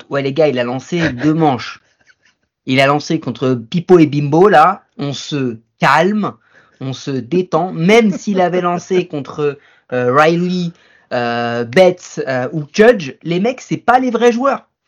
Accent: Quebec, Canada; moi, je suis de Québec. Voilà

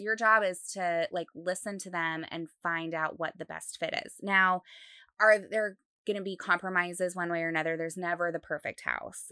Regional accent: Utah, United States; now in Dallas, United States; I grew up in Utah

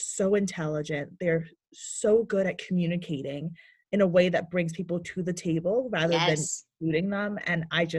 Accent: Ghana; also born or lived in United States; Yeah, so I was born here in America, and at the age of 1, I was sent to Ghana to live with my grandparents

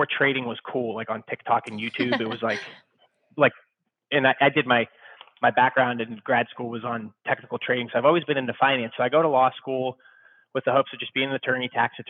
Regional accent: Youngstown, Ohio, United States; moved away as an adult; also born or lived in Chicago; I'm originally from Youngstown, Ohio. Went to YSU

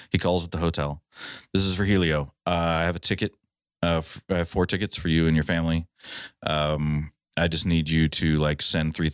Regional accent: Ohio, United States

